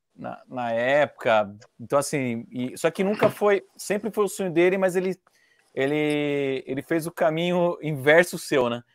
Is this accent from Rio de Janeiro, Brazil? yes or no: no; Indaiatuba, São Paulo, Brazil; aqui em Dayatuba, que eu sou interior de São Paulo